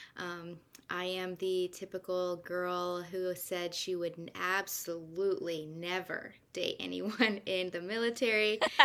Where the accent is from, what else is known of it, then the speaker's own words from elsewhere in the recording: Kansas, United States; moved away as an adult; also born or lived in Santa Rosa Beach, Florida; I'm actually from Kansas, so it's funny I'm back where I started